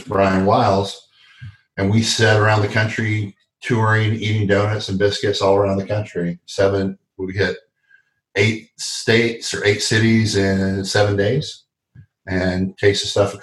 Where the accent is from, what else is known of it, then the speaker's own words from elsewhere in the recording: Dallas, Texas, United States; now in North Carolina, United States; I grew up in Dallas, Texas